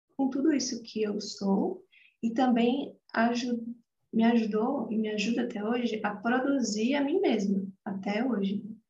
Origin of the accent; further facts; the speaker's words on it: Atibaia, São Paulo, Brazil; eu nasci aqui em Atibaia, atualmente eu moro aqui também, em São Paulo, interior de São Paulo.